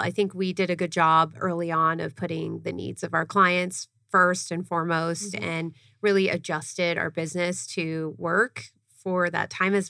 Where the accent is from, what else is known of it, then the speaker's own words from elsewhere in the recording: Seattle, Washington, United States; moved away as an adult; also born or lived in Brooklyn, New York; now in Arizona, United States; And I'm from the Seattle area originally. So from when I moved to Seattle, I was working mainly with video editing.